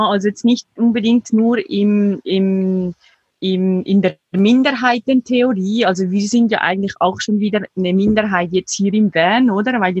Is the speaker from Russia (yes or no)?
no; Switzerland; der Schweiz meine Eltern waren zwar überhaupt nicht religiös, aber es war ein sehr katholisches Umfeld, wo ich aufgewachsen bin